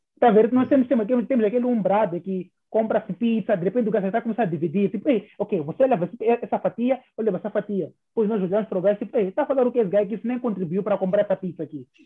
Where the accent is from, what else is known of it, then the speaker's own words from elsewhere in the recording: Mozambique; nós como moçambicanos